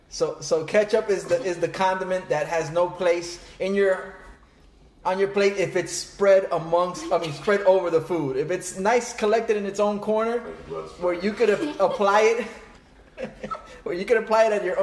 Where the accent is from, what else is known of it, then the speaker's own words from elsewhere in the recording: Boston, Massachusetts, United States; No, I'm from Boston.